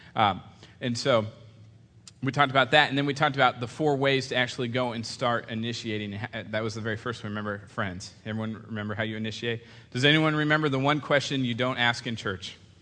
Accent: California, United States; we're from California, so it's you guys

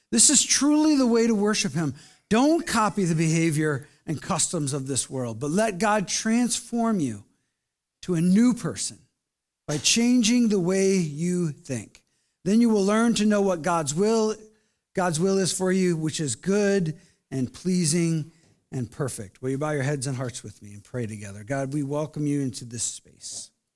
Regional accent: Flint, Michigan, United States; I grew up in Flint, Michigan.

